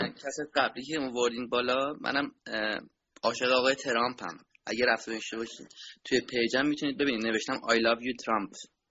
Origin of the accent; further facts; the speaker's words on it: Tehran, Tehran Province, Iran; من از ایران من از ایران هستم از تهران خیابون نظام آباد